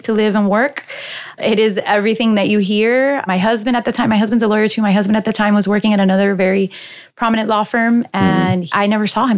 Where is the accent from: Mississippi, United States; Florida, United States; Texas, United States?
Florida, United States; Miami; also born or lived in Hialeah, Florida / Massachusetts; I was born in Miami, and my parents lived in Hialeah at the mm-hmm. time. And then I moved to Westchester, so close to FIU. So I grew up close to FIU